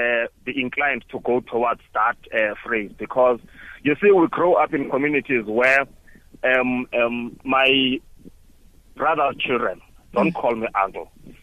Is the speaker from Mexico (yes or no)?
no; Mount Frere, Eastern Cape, South Africa; moved away; when I come from Tata to my home in Mount Fred, they still expect that so-and-so's son is home